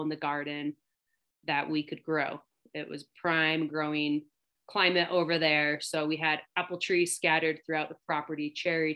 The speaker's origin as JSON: {"language": "English", "town": "Longview", "region": "Washington", "country": "United States", "tie": "born or raised there", "said": "I grew up in the West Coast, so Longview, Washington"}